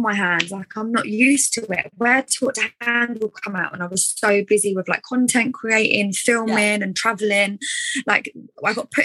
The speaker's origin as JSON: {"language": "English", "area": "Essex", "region": "East of England", "country": "United Kingdom", "accent": "Essex", "said": "my Essex accent"}